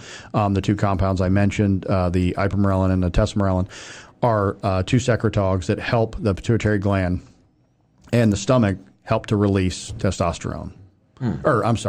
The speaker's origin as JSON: {"language": "English", "town": "Willshire", "region": "Ohio", "country": "United States", "tie": "born or raised there", "said": "I grew up in Wilshire, Ohio. So there's like 490 people in that town as a farm town."}